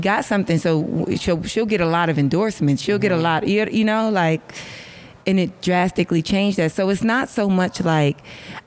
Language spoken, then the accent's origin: English; New York, United States; moved away as an adult; now in Los Angeles, United States; much as I live in LA, I'm from New York